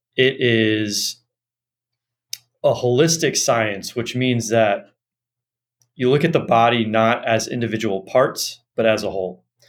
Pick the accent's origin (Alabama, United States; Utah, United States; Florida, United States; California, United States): California, United States; Los Angeles; I grew up in Los Angeles